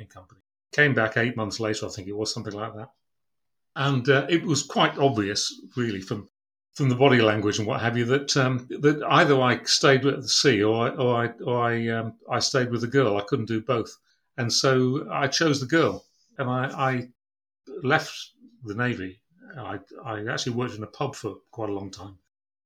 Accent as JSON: {"language": "English", "town": "Brough", "region": "Yorkshire and the Humber", "country": "United Kingdom", "tie": "born or raised there", "said": "I was born in East Yorkshire, in Brough, on the banks of the River Humber in 1954"}